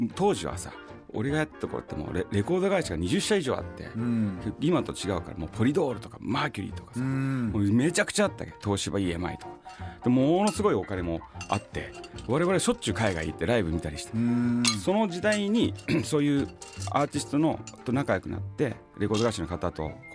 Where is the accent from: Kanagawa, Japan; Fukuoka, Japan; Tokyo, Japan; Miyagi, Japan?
Tokyo, Japan; moved away; also born or lived in Osaka / Nagoya; 僕もともと東京出身